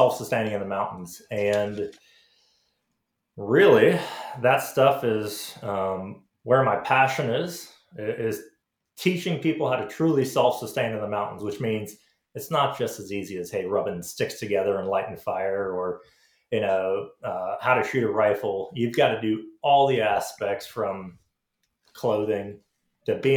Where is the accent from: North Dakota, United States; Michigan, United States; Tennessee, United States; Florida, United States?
Florida, United States; Orange Park; moved away; I grew up in Florida